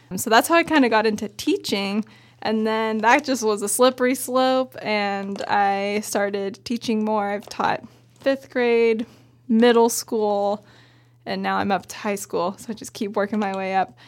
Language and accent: English; Bend, Oregon, United States; I grew up in Bend, went to Summit High School